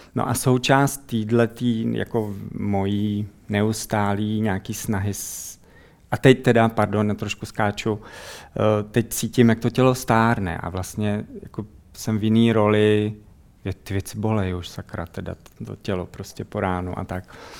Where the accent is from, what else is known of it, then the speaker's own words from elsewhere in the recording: Czechia; moved away as an adult; also born or lived in Netherlands; jsme prostě z Čech